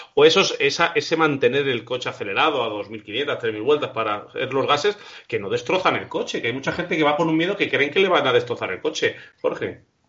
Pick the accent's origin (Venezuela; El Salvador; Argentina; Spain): Spain; Castile and León; now in Madrid, Spain; somos de pueblo, eh, a veces me ha coincidido en mi pueblo, que es Castilla-León, y yo vivo en Madrid